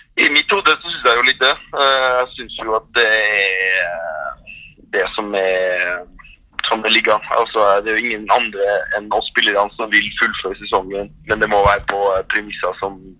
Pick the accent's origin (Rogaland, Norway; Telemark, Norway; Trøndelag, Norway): Trøndelag, Norway; Trondheim; moved away as an adult; now in Paris, France; være hjemme i Trondheim med familien